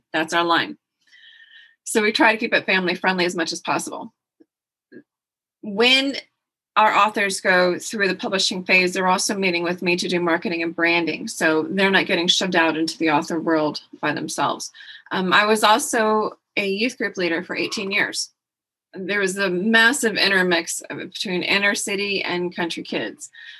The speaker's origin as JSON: {"language": "English", "region": "Texas", "country": "United States", "said": "Well, I am Texan. Anybody asks me what country you're from, I say Texas. People who don't live in Texas don't quite understand that reference. We're proud to be Texan."}